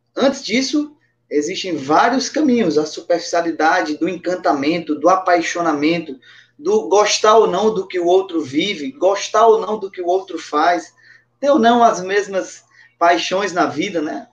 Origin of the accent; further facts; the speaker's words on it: Patos, Paraíba, Brazil; also born or lived in Brasília / Mossoró / Pacajus; now in Teresina, Brazil; sou natural de Patos, na Paraíba, morei em Brasília